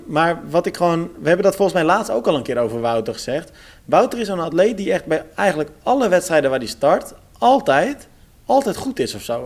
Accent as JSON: {"language": "Dutch", "town": "Almere", "region": "Flevoland", "country": "Netherlands", "moved": "yes", "said": "ik kom natuurlijk uit Almere, dus ik volg ook vaak het lokale nieuws gewoon nog steeds."}